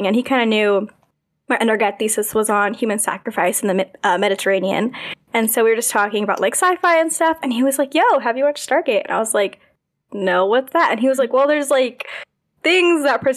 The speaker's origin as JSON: {"language": "English", "country": "United States", "said": "I am American"}